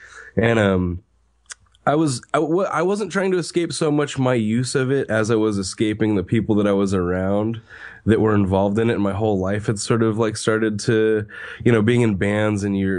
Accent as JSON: {"language": "English", "town": "Dixon", "region": "California", "country": "United States", "tie": "born or raised there", "also_born_or_lived": "Yolo County, California", "said": "I grew up mainly in Dixon, which is actually in Solano"}